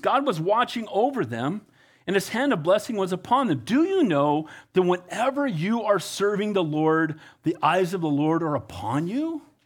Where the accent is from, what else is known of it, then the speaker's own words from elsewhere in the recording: Costa Mesa, California, United States; also born or lived in Wilmington, California; I grew up in Calvary Costa Mesa as a kid after getting saved at First Baptist Church in Wilmington. We moved to Orange County.